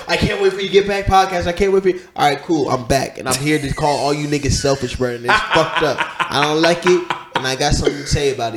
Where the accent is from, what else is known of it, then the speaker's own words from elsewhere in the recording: Columbus, Ohio, United States; the same city I was from, he's South Side, I'm from the South Side